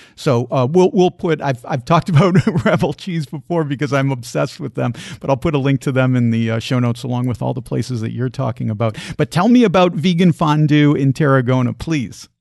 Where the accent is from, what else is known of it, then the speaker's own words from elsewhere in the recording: Chicago, Illinois, United States; moved away as an adult; also born or lived in Asheville, North Carolina; I grew up in the Chicago area